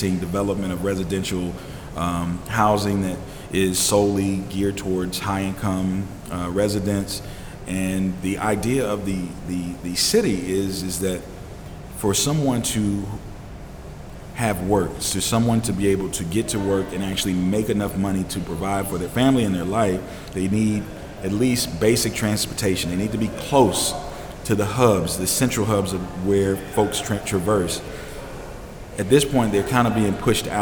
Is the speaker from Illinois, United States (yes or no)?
no; Atlanta, Georgia, United States; I grew up in Atlanta